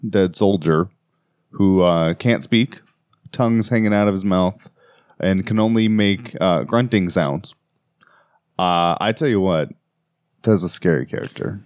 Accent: United States; as an American myself

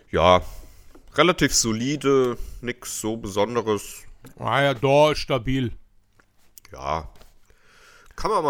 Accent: Germany; hier bei uns in Deutschland

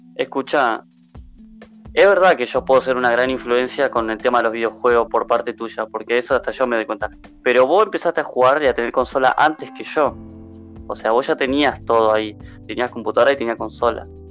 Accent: Santa Fe, Argentina; soy de Argentina, de, Santa Fe

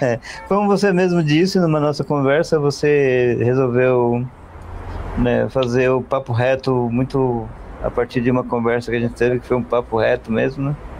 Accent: Northeast Region, Brazil; moved away; eu sou, eu sou nordestino, né? Eu sou imigrante

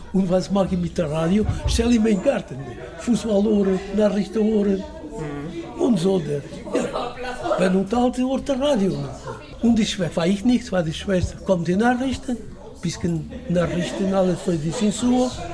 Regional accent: Portugal; German is a second language; now in Germany; Ich komme aus Portugal

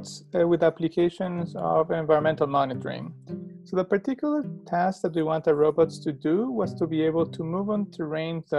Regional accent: Ecuador; moved away as an adult; now in Alberta, Canada; I'm from Ecuador in South America, and I've been living in Canada almost for 15 years. I came here to do my undergraduate

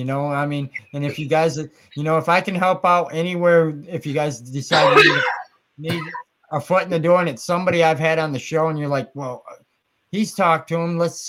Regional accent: Muskegon, Michigan, United States; I'm from Muskegon.

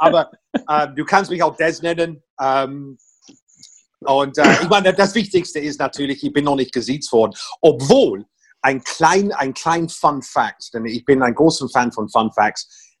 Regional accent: Portsmouth, South East England, United Kingdom; German is a second language; moved away as an adult; now in Berlin, Germany; ich stamme aus einer wunderschönen Hafenstadt namens Portsmouth

